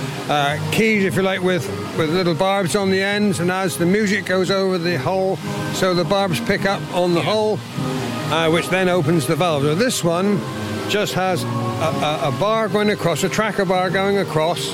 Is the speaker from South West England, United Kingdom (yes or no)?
yes; St Hilary, South West England, United Kingdom; I'm from St Hilary down towards Penzance End